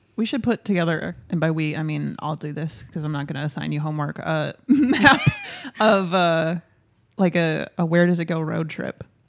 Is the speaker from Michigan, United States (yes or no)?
yes; Michigan, United States; first language English; because I grew up in Tim Hortons country. Michigan has, like, hundreds of Tim Hortons.